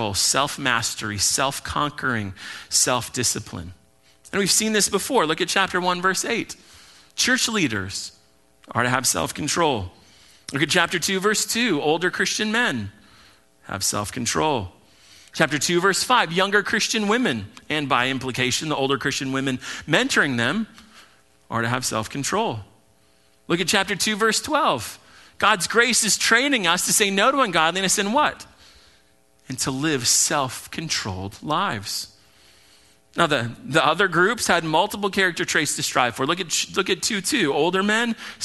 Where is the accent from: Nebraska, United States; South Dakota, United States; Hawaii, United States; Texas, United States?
Hawaii, United States; I'm Hawaiian